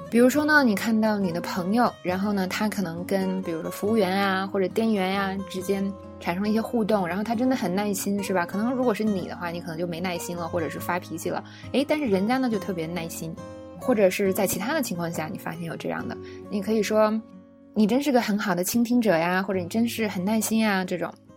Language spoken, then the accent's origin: Chinese; China; 我们中国人